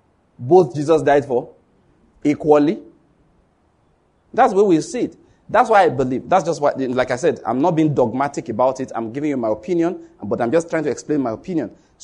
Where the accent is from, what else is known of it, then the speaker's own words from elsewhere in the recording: Borno, Nigeria; Say, do you know where I'm from? Say, I'm from Borno State. I survived Boko Haram.